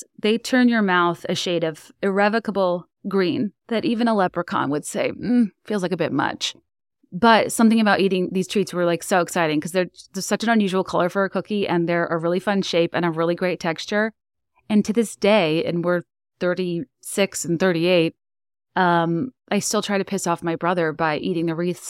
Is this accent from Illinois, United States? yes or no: yes; Chicago, Illinois, United States; Even though I'm from the Chicagoland area, I never had a white Christmas until I was 20.